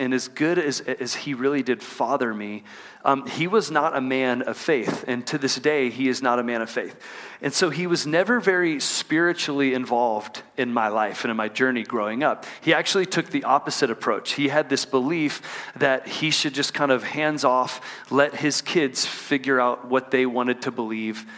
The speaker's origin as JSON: {"language": "English", "region": "Texas", "country": "United States", "tie": "born or raised there", "moved": "as an adult", "lives_now": "Salt Lake City, United States", "said": "I grew up in Texas, and we moved here from Texas last summer to be a part of what God's doing in Salt Lake City"}